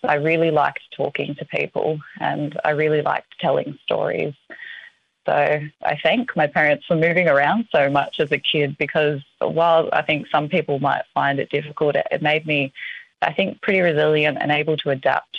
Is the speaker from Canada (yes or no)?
no; Melbourne, Victoria, Australia; born there; also born or lived in Northern Territory; I was born in Melbourne.